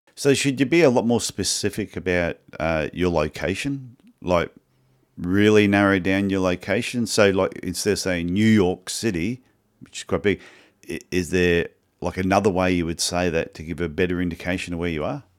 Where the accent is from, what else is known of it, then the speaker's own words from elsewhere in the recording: Cairns, Queensland, Australia; I'm from Cairns, Queensland